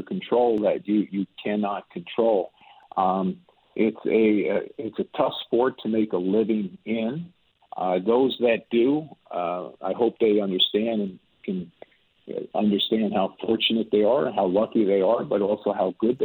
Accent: United States; moved away; I was born in the United States

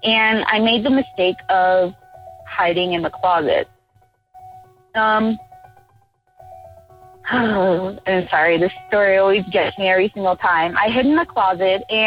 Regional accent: Miami, Florida, United States; now in Austin, United States; We're originally from Florida, Miami, Florida

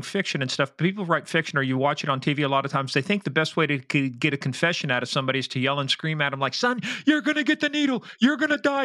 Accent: Midwest, United States; I'm from the Midwest

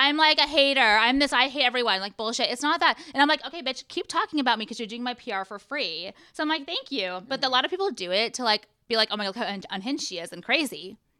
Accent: Orange County, California, United States; Born and raised in Orange County.

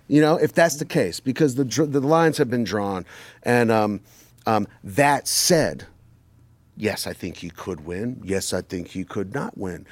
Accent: New York, United States; I'm from New York

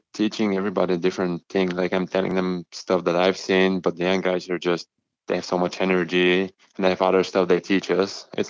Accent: Bulgaria; English is a second language; now in Winnipeg, California, United States; We Bulgarian education is pretty, especially in school, is pretty diverse.

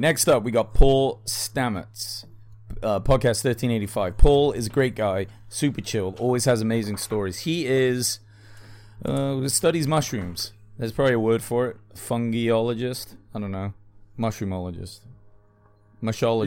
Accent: England, United Kingdom; I'm English

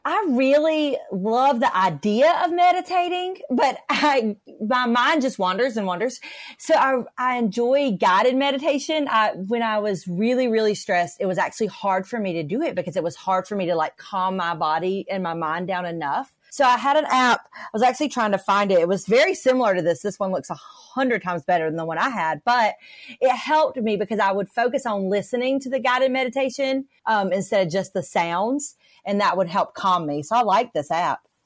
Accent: North Carolina, United States; I'm from North Carolina.

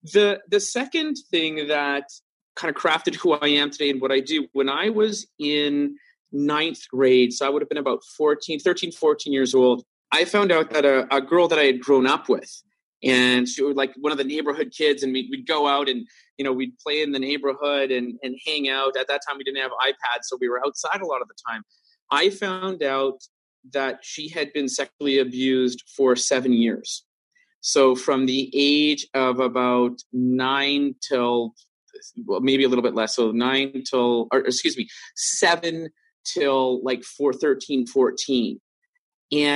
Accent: Vancouver, British Columbia, Canada; growing up in Vancouver, I worked in nightclubs a lot

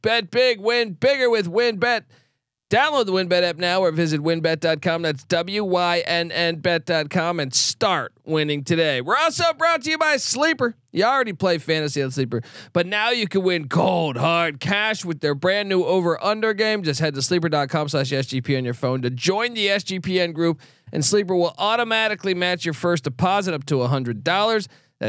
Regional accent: Virginia, United States; Well, no, I grew up in Virginia, in the DC area

